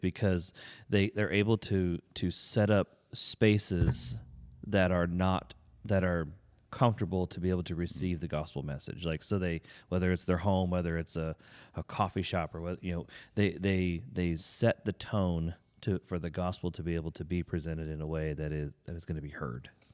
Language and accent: English; Pennsylvania, United States; moved away; we grew up in Pennsylvania